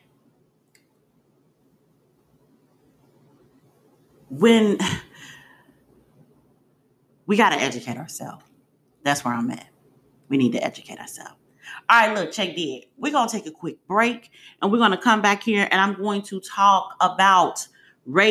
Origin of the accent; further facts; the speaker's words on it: United States; I'm an American. No, I'm not an African